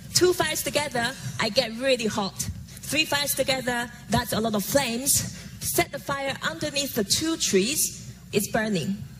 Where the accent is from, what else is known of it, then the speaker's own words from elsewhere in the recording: Taiwan; Growing up in Taiwan as a daughter calligrapher